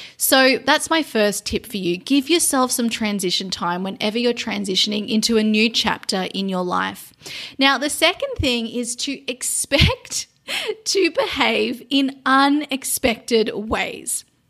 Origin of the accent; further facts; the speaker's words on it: Sydney, New South Wales, Australia; moved away as an adult; also born or lived in London, United Kingdom; now in Cambodia; returning to my hometown of Sydney after being in London for four years